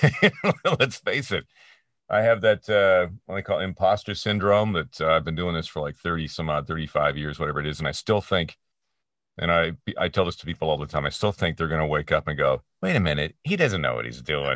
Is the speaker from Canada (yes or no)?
yes; Peterborough, Ontario, Canada; i was working at a pro shop at the ymca in my hometown of peterborough ontario canada